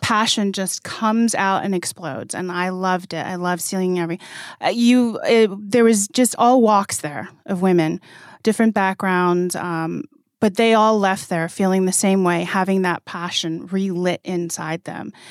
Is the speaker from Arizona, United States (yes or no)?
yes; Arizona, United States; I'm a Navajo from the Navajo Reservation. I grew up on the Navajo Reservation.